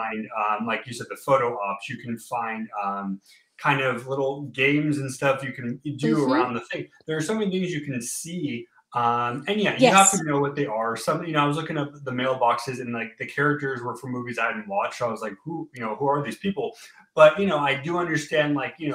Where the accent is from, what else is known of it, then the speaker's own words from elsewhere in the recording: California, United States; being Californian